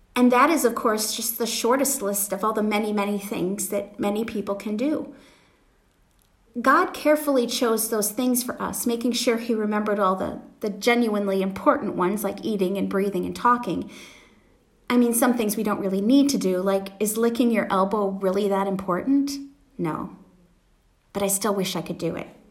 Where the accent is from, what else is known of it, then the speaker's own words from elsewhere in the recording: Wisconsin, United States; now in Pennsylvania, United States; I grew up in Wisconsin